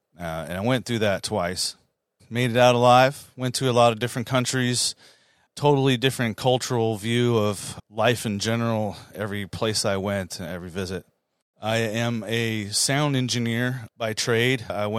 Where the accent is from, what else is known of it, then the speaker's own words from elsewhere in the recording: Southern California, United States; also born or lived in San Diego; I grew up in Southern California. I was a punk rock kid.